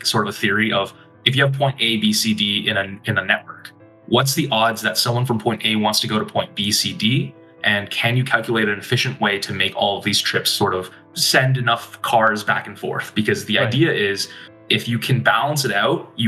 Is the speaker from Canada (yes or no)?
yes; Toronto, Ontario, Canada; now in Detroit, United States; before Detroit, I'm from Toronto.